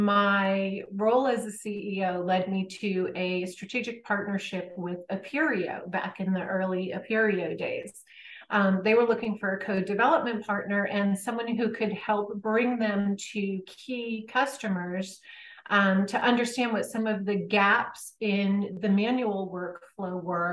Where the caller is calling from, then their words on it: Connecticut, United States; I am in Connecticut.